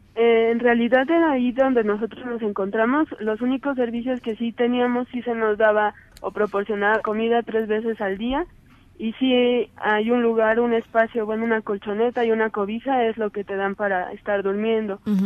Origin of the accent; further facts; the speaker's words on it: Mexico; realmente soy mexicana